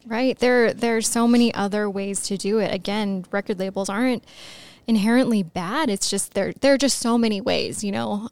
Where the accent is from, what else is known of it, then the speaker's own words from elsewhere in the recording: Los Angeles, California, United States; I grew up in Los Angeles